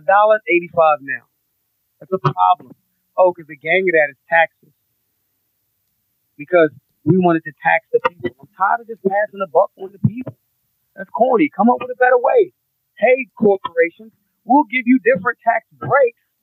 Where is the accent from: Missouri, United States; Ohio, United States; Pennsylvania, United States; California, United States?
Pennsylvania, United States; Philadelphia; I'm a Philadelphian